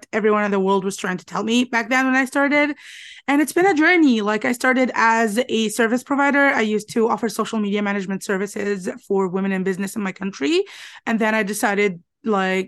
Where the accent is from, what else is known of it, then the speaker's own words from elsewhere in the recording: Alexandria, Alexandria Governorate, Egypt; I'm from Alexandria, Egypt.